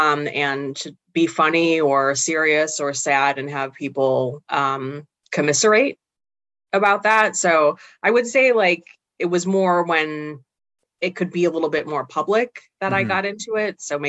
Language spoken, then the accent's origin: English; Chicago, Illinois, United States; born there; also born or lived in Missouri; Can I say that I'm from Chicago if I was born in the city, even if